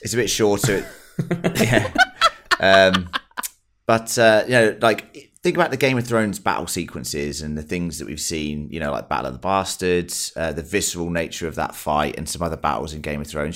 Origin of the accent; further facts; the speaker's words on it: England, United Kingdom; I'm English.